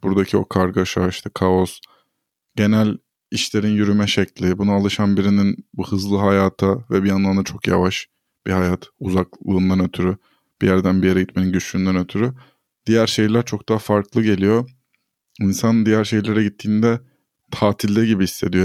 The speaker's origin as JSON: {"language": "Turkish", "region": "Istanbul", "country": "Turkey", "tie": "born or raised there", "also_born_or_lived": "Ordu (family, summers)", "said": "ben Avrupa yakasında büyüdüm ve hep böyle buranın merkezlerinden birinde yaşadım."}